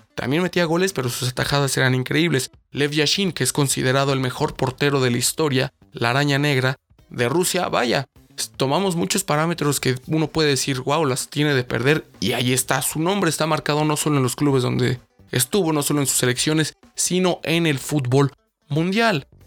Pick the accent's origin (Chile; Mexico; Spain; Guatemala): Mexico; nosotros los mexicanos